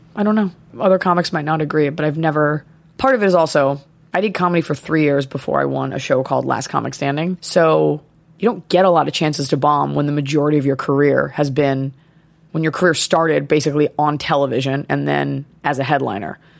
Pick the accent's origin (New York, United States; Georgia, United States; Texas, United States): Texas, United States; Dallas; moved away as an adult; also born or lived in Boston; growing up in Dallas, Texas